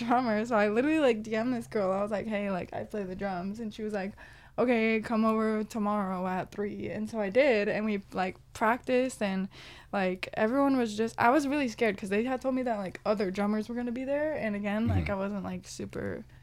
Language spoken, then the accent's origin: English; Corona, California, United States; when I grew up in Corona